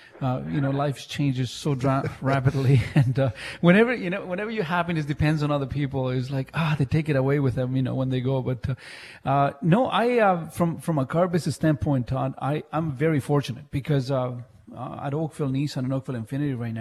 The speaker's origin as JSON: {"language": "English", "country": "Chile", "tie": "born or raised there", "also_born_or_lived": "Mississauga, Canada", "moved": "yes", "lives_now": "Canada", "said": "growing up in Chile, and you know, in Chile in the 80s"}